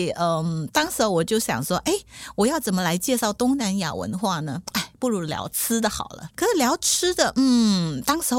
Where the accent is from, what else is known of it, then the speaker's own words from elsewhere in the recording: Malaysia; 虽然我在呃我在香料的国度呃长大，出生长大，